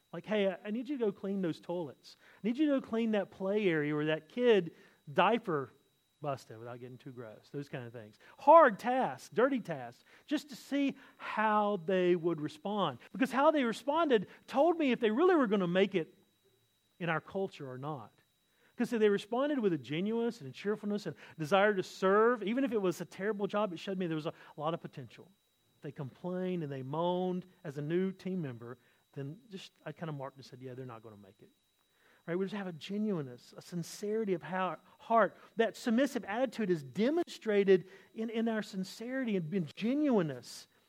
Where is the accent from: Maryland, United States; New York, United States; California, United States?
California, United States; You know, I come from Southern California. I lived there for many years, and, you know, it's kind of that surfer culture.